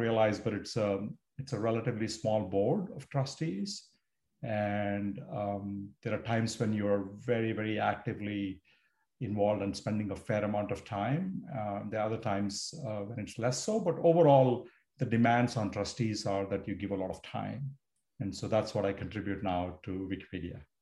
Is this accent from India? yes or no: yes; India; moved away as an adult; now in United States; I grew up in India. I moved to the US to study